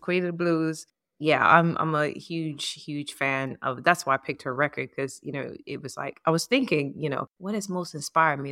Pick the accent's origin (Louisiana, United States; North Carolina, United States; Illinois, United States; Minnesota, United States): Louisiana, United States; New Orleans; moved away; also born or lived in New York; the music of my hometown